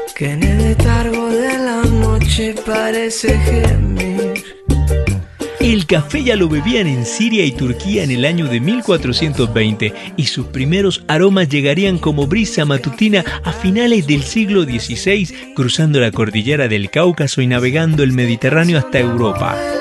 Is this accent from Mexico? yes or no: no; Colombia; Lo sé, en ocasiones no lo parezco, pero soy de acá